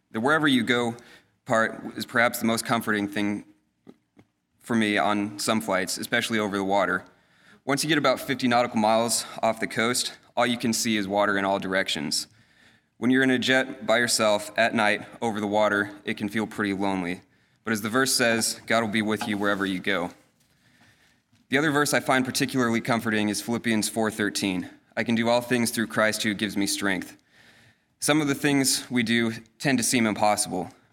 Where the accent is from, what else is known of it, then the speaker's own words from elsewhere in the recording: northeastern Colorado, United States; moved away; also born or lived in Denmark; I grew up in Colorado, in an area not much different from the Central Valley